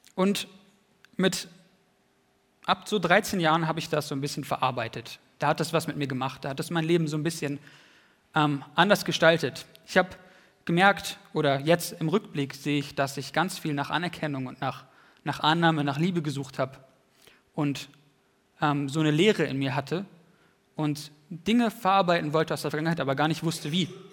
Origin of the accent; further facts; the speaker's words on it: Wienhausen, Lower Saxony, Germany; nach Wienhausen in meine alte Heimat